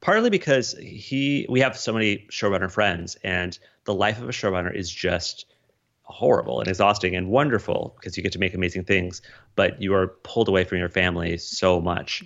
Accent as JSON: {"language": "English", "region": "Colorado", "country": "United States", "tie": "born or raised there", "also_born_or_lived": "Des Moines, Iowa", "moved": "as an adult", "said": "growing up in Colorado"}